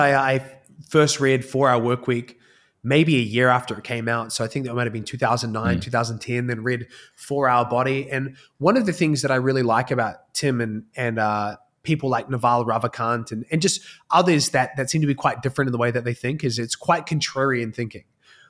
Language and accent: English; New Zealand; accent: hybrid; I think I've got a pretty hybrid accent at this point, having lived kind of all over the world. But I'm from New Zealand. So grew up in a single parent household.